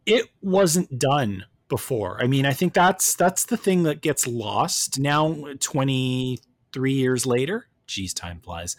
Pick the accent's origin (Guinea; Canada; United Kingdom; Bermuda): Canada; left me as a Canadian